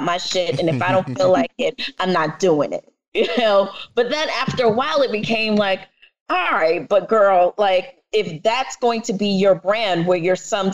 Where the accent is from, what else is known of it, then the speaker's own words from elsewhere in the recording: New York City, New York, United States; accent: New York; my family is Jamaican, and I am from the Bronx